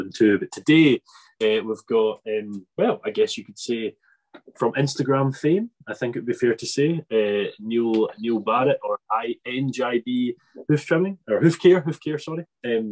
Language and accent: English; an island off Ayrshire, Scotland, United Kingdom; I'm from Ayrshire, it's kind of like, it's an island off Ayrshire